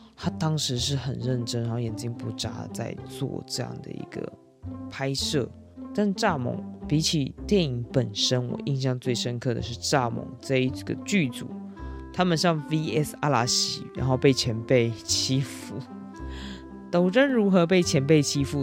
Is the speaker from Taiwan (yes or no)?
yes; Taiwan